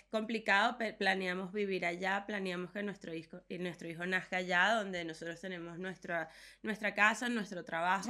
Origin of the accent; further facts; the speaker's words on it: Venezuela; moved away as an adult; also born or lived in Madrid; somos venezolanas